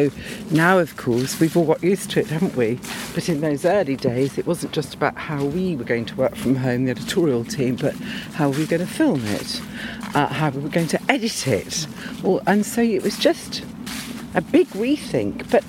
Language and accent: English; Worcestershire, just outside Malvern, West Midlands, United Kingdom; I grew up in Worcestershire, just outside Malvern